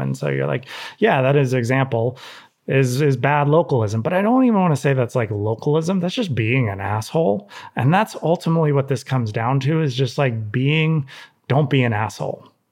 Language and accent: English; Santa Cruz, California, United States; growing up in Santa Cruz